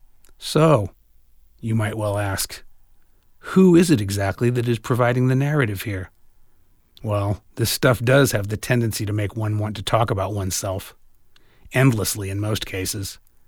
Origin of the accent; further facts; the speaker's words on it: San Francisco, California, United States; I grew up in San Francisco. Started playing piano and reading music when I was 5, then took up the guitar at 13.